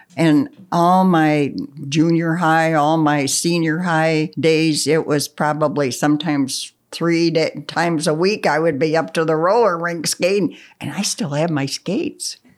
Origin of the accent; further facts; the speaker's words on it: Russell, Pennsylvania, United States; also born or lived in Cable Hollow, Pennsylvania; I grew up in Russell